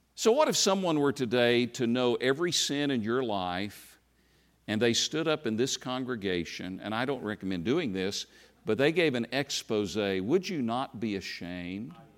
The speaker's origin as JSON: {"language": "English", "region": "Tennessee", "country": "United States", "tie": "born or raised there", "also_born_or_lived": "South Bend, Indiana / Alabama", "moved": "yes", "said": "I grew up in Tennessee"}